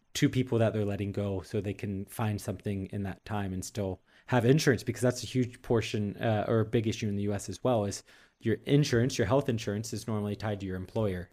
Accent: United States; moved away as an adult; now in Europe; being an American working in the tech industry in Europe

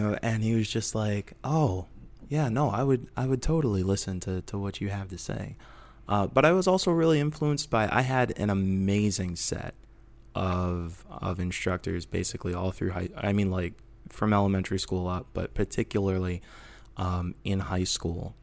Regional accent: Rockford, Illinois, United States; now in Portland, United States; I'm from Northern Illinois originally, and, uh, I was, uh, uh, raised in, uh, Rockford

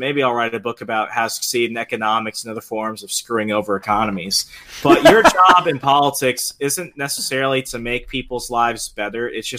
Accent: Virginia, United States; But if, let's say, we were to start it like in my home state of Virginia, for example

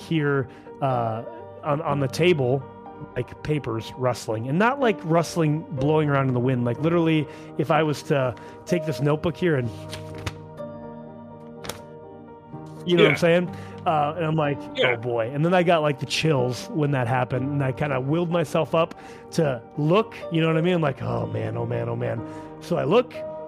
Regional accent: Duluth, Minnesota, United States; I grew up in Duluth, Minnesota

